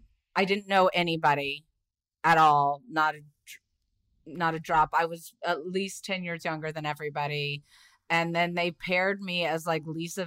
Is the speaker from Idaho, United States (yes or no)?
no; South Carolina, United States; also born or lived in Indiana; I was born in Indiana and grew up in South Carolina.